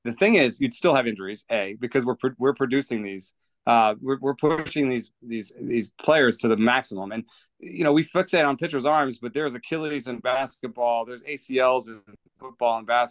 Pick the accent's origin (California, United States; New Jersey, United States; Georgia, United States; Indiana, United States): Georgia, United States; Atlanta; I came to this country in 1986 and grew up in Atlanta